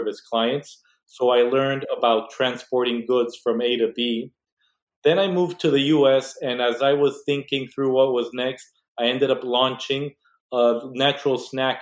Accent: Mexico; moved away as an adult; now in United States; I was born and raised in Mexico

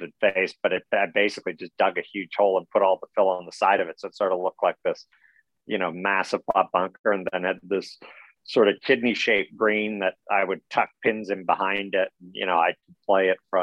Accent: Ontario, Canada; I grew up in Ontario, nowhere near a sea.

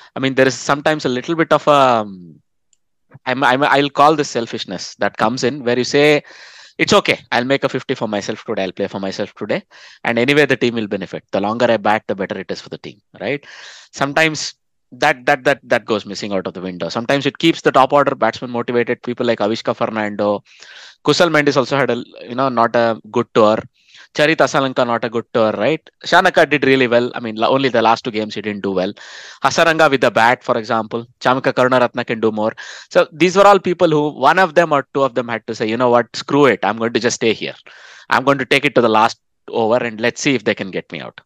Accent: India; moved away; I bring the Indian perspective as an Indian expat

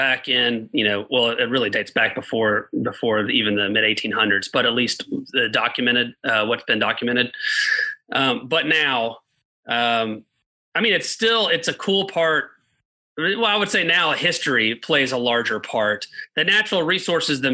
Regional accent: Chattanooga, Tennessee, United States; also born or lived in Auburn, Alabama; born and raised in Chattanooga

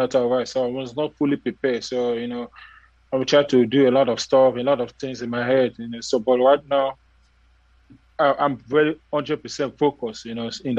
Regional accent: Nigeria; now in Texas, United States; when I came from Nigeria to America, I first land to Texas

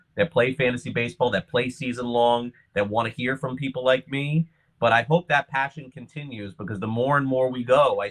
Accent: Miami, Florida, United States; also born or lived in Brooklyn, New York; I was very young and I moved from Brooklyn to Miami in 1980.

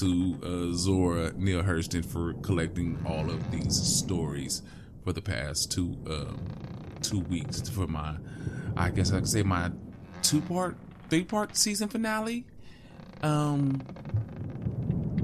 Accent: West Coast, United States; I grew up on the West Coast

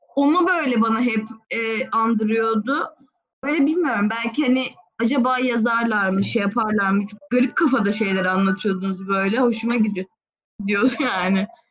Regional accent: Istanbul, Turkey; İstanbulluyum normalde de.

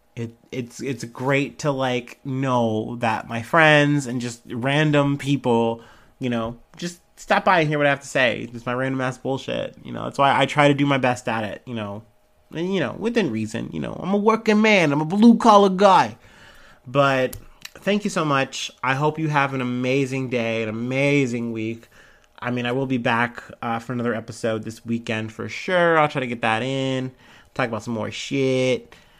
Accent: United States; I'm an American

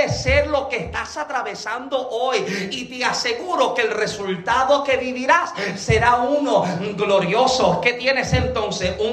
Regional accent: Puerto Rico; moved away; Génesis y yo llevamos dos años y medio que llegamos acá. Llegamos de Puerto Rico.

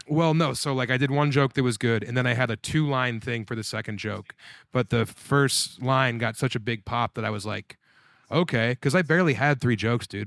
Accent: Colorado, United States; I'm from Colorado

